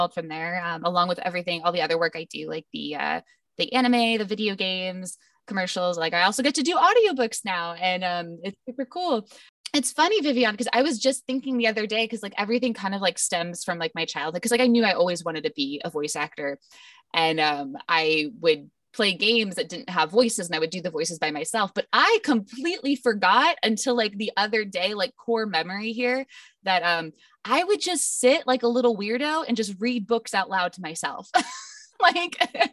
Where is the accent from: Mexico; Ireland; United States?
United States; Ohio; moved away as an adult; now in Texas, United States; I'm from Ohio originally.